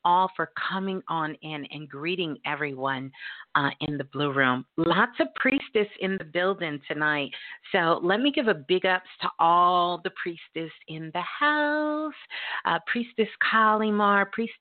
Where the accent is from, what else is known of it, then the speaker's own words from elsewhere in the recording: Brooklyn, New York, United States; Brooklyn, my hometown, my born state